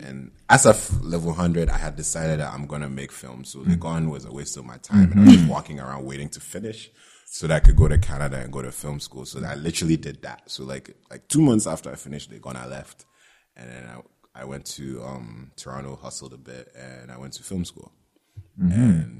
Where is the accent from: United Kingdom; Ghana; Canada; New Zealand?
Ghana; because of the way I grew up in Ghana, I couldn't think of me trying to be a filmmaker.